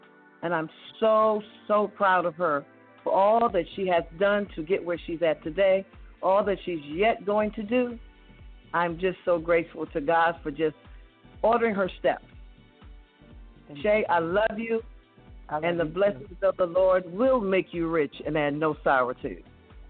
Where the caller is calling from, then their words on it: Rochester, New York, United States; I'm calling from Rochester, New York.